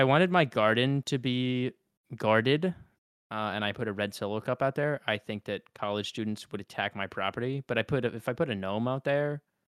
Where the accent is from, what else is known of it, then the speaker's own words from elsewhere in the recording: Cleveland, Ohio, United States; I'm from Ohio. I'm from Cleveland, Ohio.